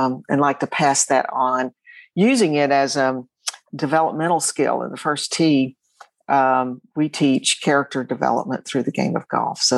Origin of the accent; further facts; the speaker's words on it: Johnson City, Tennessee, United States; I actually grew up in Johnson City, a long time ago.